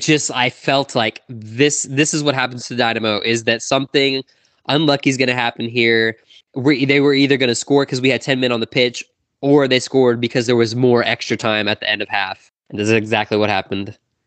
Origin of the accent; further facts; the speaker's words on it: Houston, Texas, United States; I'm from Houston area, and I am Houston sports all the way through